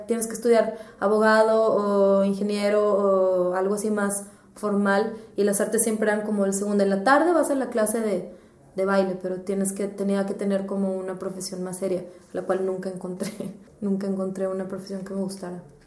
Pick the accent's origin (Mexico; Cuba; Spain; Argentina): Mexico; San Pedro Garza García, Nuevo León; also born or lived in Mitras, Monterrey; crecí en San Pedro, bueno, en Mitras y luego en San Pedro